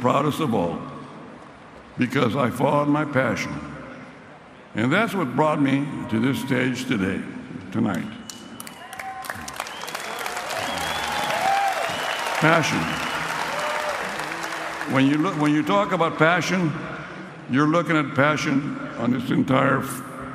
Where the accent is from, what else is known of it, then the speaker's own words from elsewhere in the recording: Sanger, California, United States; my hometown of Sanger, little old town Sanger